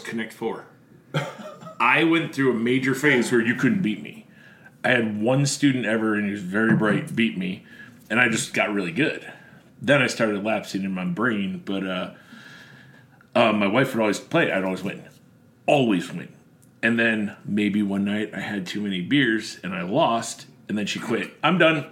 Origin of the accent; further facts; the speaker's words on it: Buffalo, New York, United States; moved away as an adult; now in Central Illinois, United States; I'm Buffalo